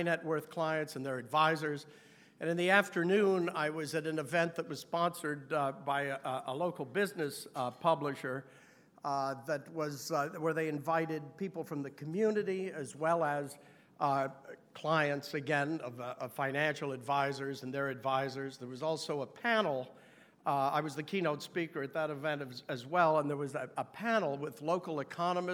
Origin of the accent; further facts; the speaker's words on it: New York, United States; as a New Yorker